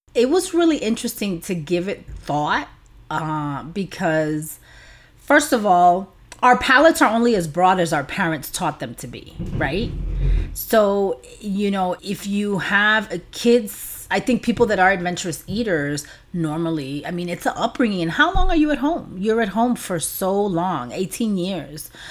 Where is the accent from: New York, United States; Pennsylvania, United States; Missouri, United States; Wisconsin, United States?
New York, United States; New York City; growing up in an apartment in New York City.